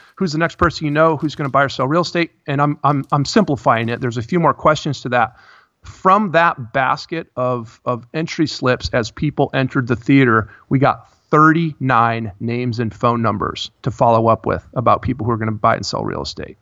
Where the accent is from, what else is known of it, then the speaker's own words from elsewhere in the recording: Midwest, United States; I grew up in the Midwest.